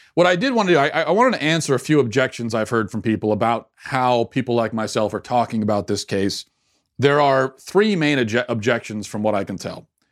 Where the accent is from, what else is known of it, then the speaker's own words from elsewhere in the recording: United States; as an American citizen myself